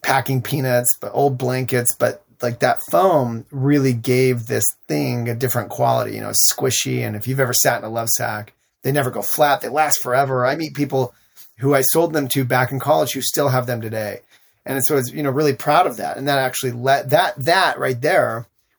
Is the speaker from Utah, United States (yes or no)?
yes; Salt Lake City, Utah, United States; growing up in Salt Lake City, Utah